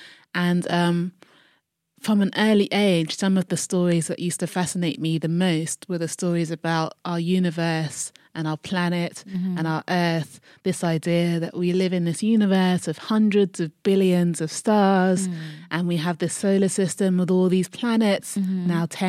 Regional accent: Croydon, London, United Kingdom; I am from South London, mm-hmm. Croydon. Mm-hmm. Big up Croydon.

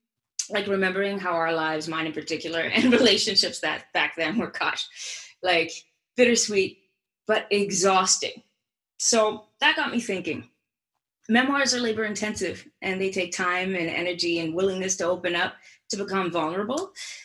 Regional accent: Montreal, Quebec, Canada; I grew up in Montreal

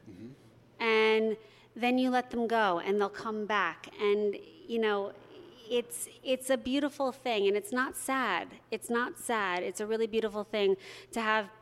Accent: New York, United States; moved away as an adult; now in Los Angeles, United States; I'm a New Yorker, and that's where I lived the first part of my life and built my career

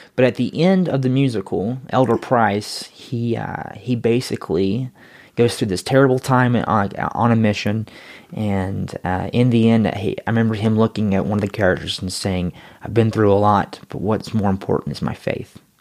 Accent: North Carolina, United States; moved away; I was, uh, born and raised in Yackenville, North Carolina

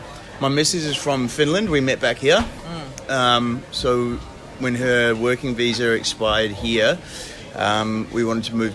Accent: Hamilton, Waikato, New Zealand; moved away as an adult; also born or lived in Wellington, New Zealand / Netherlands; now in Australia; I come from Hamilton originally

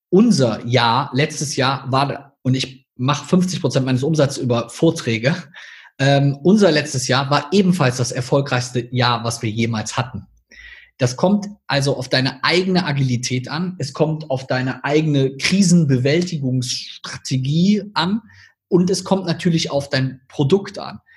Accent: Rhineland, Germany; accent: Rhineland; als Personal Brand immer quasi ein bisschen in meinen rheinländischen Akzent verfalle

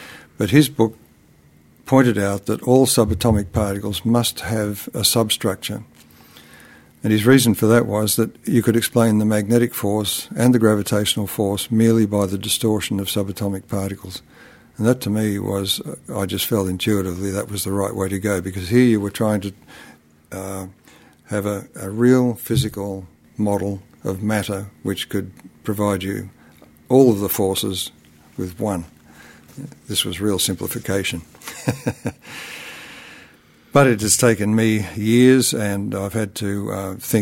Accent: Canberra, Australian Capital Territory, Australia; my hometown in Australia, which is the capital of Australia

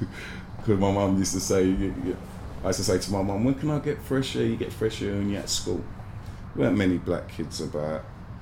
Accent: Jamaica; Don't get me wrong, man, I'm still a Jamaican, but boy.

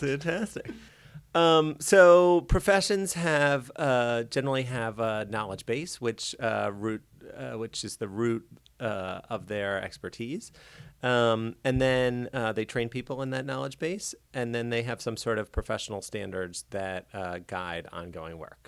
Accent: Baltimore, Maryland, United States; I grew up in Baltimore

